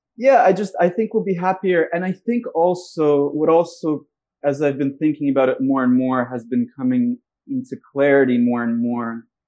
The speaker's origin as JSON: {"language": "English", "region": "Moscow", "country": "Russia", "tie": "born or raised there", "moved": "yes", "lives_now": "United States", "said": "I'm from Russia"}